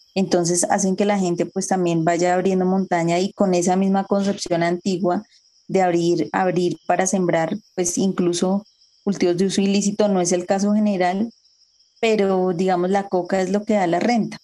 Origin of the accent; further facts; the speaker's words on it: Bogotá, Colombia; moved away as an adult; also born or lived in Sumapaz / La Macarena / Llanos del Yarí; Yo nací en Bogotá, en, un barrio popular de Usaquén